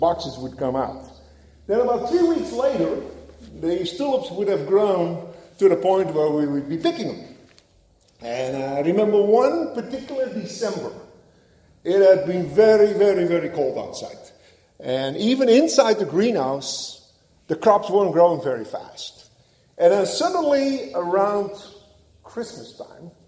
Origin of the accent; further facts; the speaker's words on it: Netherlands; moved away; helping out my father on the farm while growing up in Holland